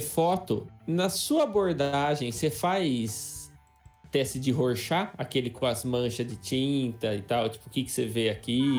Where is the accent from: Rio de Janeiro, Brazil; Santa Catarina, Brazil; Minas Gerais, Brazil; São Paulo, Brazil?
São Paulo, Brazil; Adamantina; a gente cresceu em Adamantina, que é uma cidade muito pequena